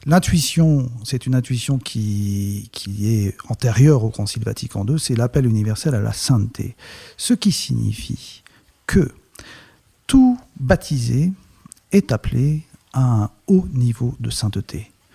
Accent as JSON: {"language": "French", "country": "France", "moved": "as an adult", "lives_now": "Canada", "said": "je suis français"}